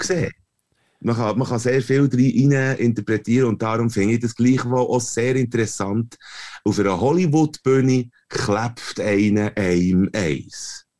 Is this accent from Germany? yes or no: no; Switzerland; als Europäer, das sagen wir als Schweizer Cis-Männer